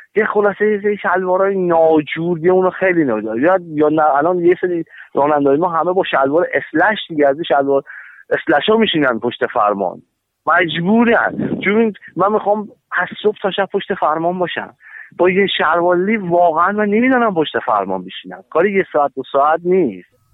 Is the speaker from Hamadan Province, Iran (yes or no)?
yes; Hamadan, Hamadan Province, Iran; ما تو همدان تو شهر خودمون